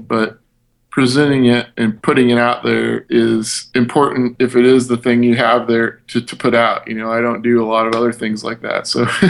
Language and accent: English; Midwest, United States; we're from the Midwest